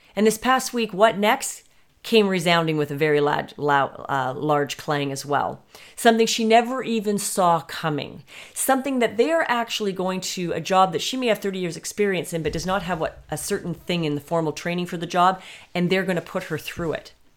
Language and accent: English; Canada; being Canadian